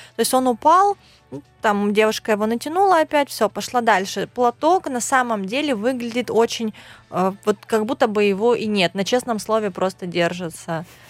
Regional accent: Khabarovsk, Khabarovsk Krai, Russia; я вообще из Хабаровска, это Дальний Восток

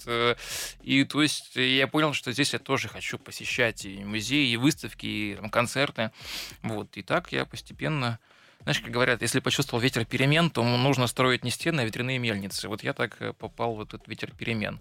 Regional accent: Tyumen, Tyumen Oblast, Russia; moved away

